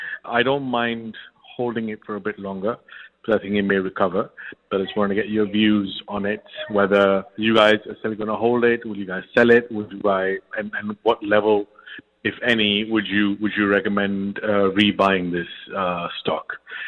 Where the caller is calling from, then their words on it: United Arab Emirates; I'm calling from the United Arab Emirates.